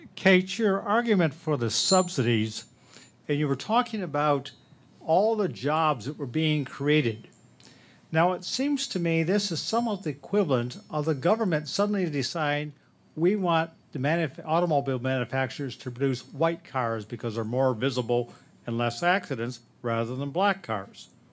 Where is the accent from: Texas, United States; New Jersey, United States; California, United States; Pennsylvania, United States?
California, United States; Silicon Valley; now in China; I'm a Silicon Valley native living in China